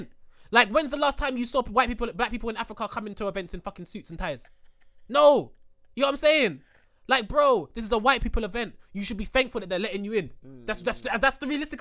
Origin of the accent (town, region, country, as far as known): England, United Kingdom